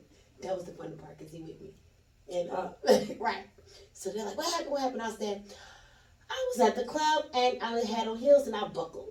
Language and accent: English; Jacksonville, Florida, United States; also born or lived in Newnan, Georgia / Coweta County, Georgia; Duval, Florida. That's where I'm originally from